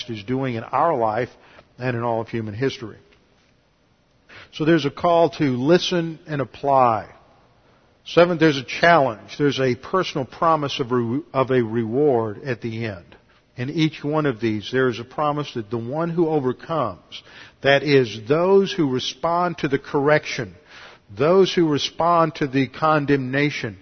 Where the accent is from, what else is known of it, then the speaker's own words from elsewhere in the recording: Houston, Texas, United States; I grew up here in Houston